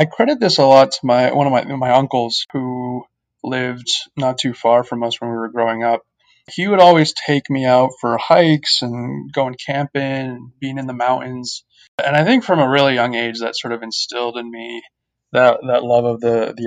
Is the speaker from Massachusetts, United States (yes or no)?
yes; Boston, Massachusetts, United States; also born or lived in India / Cambridge, Massachusetts / Mumbai, India; I grew up in the Boston area. First, we were living in Cambridge, so more of a city environment. But then when I was in fourth grade, we moved out to the suburbs in central Massachusetts